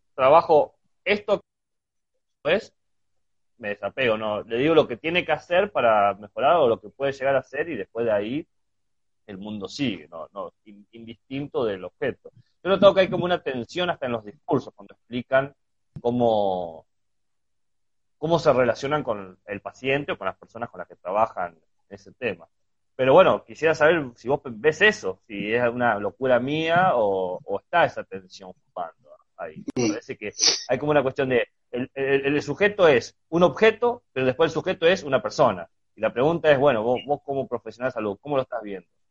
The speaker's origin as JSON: {"language": "Spanish", "region": "Chubut", "country": "Argentina", "tie": "born or raised there", "moved": "yes", "said": "Yo que nací en Chubut, en el sur del país"}